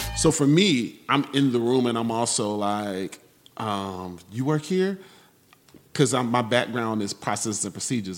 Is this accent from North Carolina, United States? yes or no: yes; Raleigh, North Carolina, United States; I'm from Raleigh.